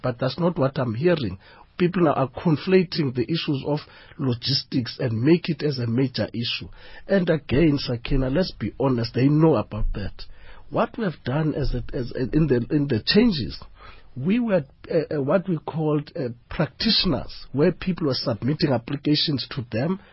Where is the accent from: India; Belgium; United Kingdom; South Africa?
South Africa